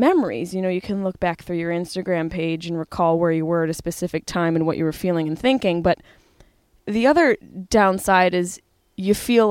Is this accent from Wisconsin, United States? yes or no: no; Syracuse, New York, United States; now in Los Angeles, United States; Syracuse, New York, my hometown